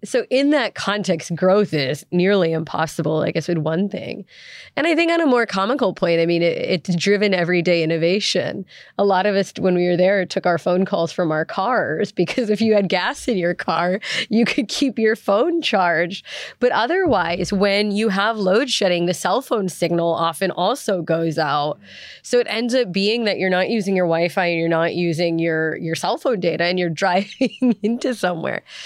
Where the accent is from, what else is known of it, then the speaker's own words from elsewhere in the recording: United States; moved away as an adult; also born or lived in South Africa; I'm American, but I spent seven years living in South Africa